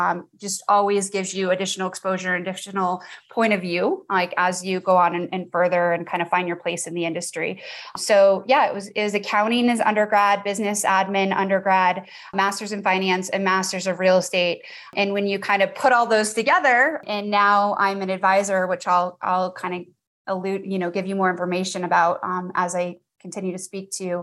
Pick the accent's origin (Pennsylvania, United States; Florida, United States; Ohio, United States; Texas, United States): Florida, United States; Naples; moved away as an adult; also born or lived in Gunnison, Colorado / Denver, Colorado; I live in Naples, Florida, but I'm actually from Naples, Florida as well